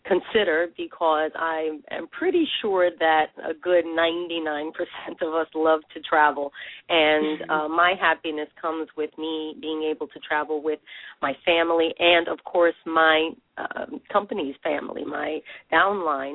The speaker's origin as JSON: {"language": "English", "town": "New York City", "region": "New York", "country": "United States", "tie": "born or raised there", "said": "I was born in the Bronx, New York, and first generation"}